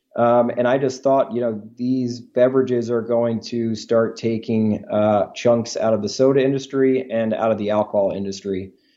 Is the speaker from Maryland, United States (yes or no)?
yes; Baltimore, Maryland, United States; we grew up together in Baltimore, Maryland